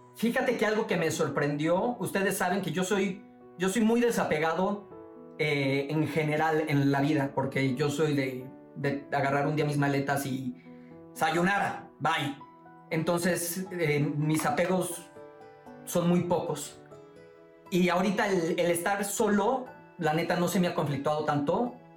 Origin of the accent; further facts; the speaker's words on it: Boca del Río, Veracruz, Mexico; moved away as an adult; now in Mexico City, Mexico; mi, mi pueblito, mi boca del río, Veracruz